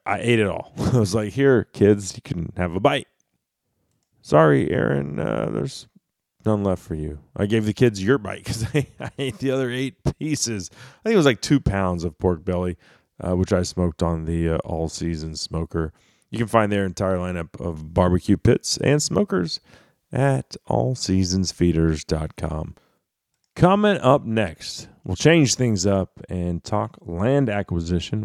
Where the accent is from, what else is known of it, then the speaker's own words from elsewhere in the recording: Dallas, Texas, United States; moved away as an adult; now in McKinney, United States; I grew up in Dallas